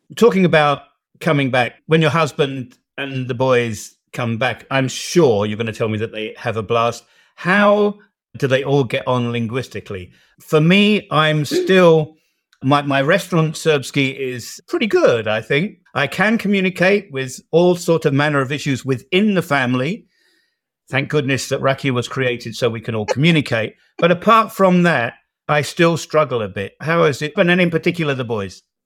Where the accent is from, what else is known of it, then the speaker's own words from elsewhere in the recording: United Kingdom; moved away as an adult; now in Serbia; being a Brit